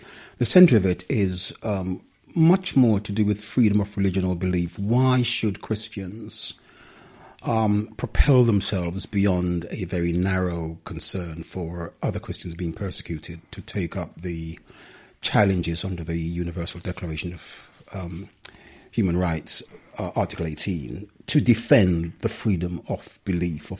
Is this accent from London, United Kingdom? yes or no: yes; London, United Kingdom; also born or lived in Jamaica; I left when I was 8 years old. I've been a Londoner ever since